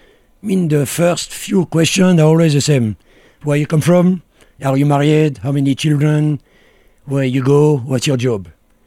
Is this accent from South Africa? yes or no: no; France; English is a second language; moved away as an adult; also born or lived in the Alps / Italy / Turkey; now in Sagada, Philippines; When I left France, I spoke 6 languages.